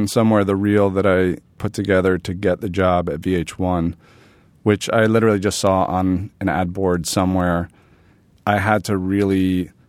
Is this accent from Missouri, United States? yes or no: no; New York City, New York, United States; born or raised there